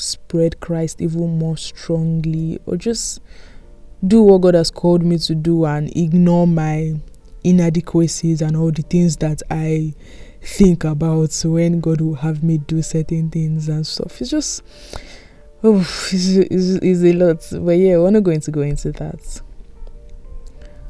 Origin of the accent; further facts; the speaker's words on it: Nigeria; moved away; back home, you know, because I'm from Nigeria.